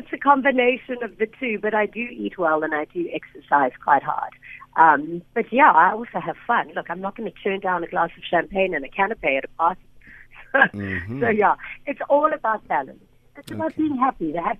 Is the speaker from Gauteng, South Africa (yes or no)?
yes; Johannesburg, Gauteng, South Africa; now in Cape Town, South Africa; I'm from Joburg. I'm from the East Rand. And I went to the Cape, not for the beaches, but just for work, actually.